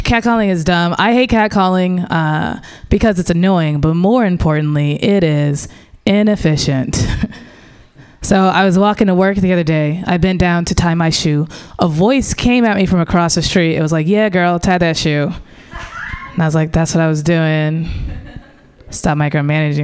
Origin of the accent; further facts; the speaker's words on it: St. Louis, Missouri, United States; moved away; I grew up in the Midwest, in St. Louis